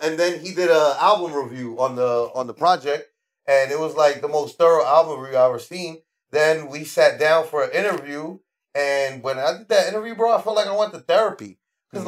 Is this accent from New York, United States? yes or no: yes; New York City, New York, United States; I was born at Our Lady of Mercy. Our Lady of Mercy is no longer there in the Bronx.